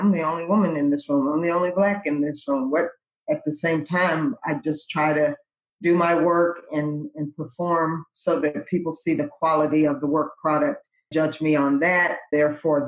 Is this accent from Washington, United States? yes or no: no; Lexington Park, Maryland, United States; I grew up in Lexington Park, Maryland